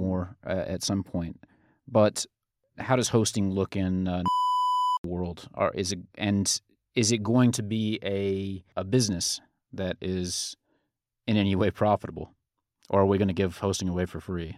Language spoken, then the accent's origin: English; Georgia, United States; I'm from Georgia